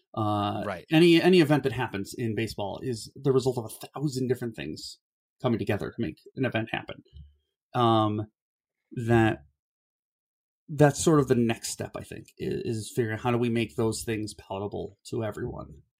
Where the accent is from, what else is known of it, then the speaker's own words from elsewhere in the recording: Cleveland, Ohio, United States; I grew up in Ohio